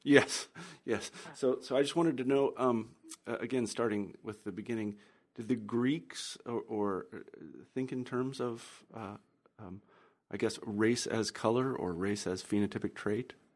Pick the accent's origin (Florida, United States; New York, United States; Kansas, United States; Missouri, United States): Kansas, United States; a young person growing up in Kansas